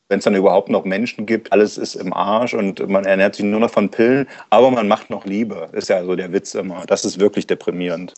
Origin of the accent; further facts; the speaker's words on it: East Germany, Germany; mir als Ossi